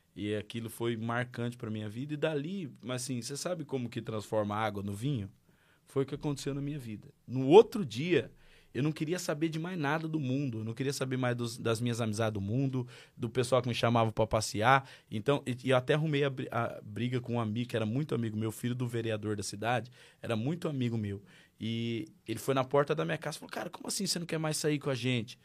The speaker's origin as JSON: {"language": "Portuguese", "town": "Marília", "region": "São Paulo", "country": "Brazil", "tie": "born or raised there", "moved": "as an adult", "lives_now": "Portugal", "said": "Sou natural de Marília, interior de São Paulo. Nasci na gota de leite"}